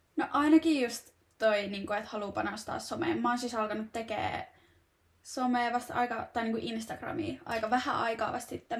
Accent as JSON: {"language": "Finnish", "town": "Turku", "region": "Southwest Finland", "country": "Finland", "tie": "born or raised there", "moved": "yes", "lives_now": "Tampere, Finland", "said": "mä oon Turusta kotoisin"}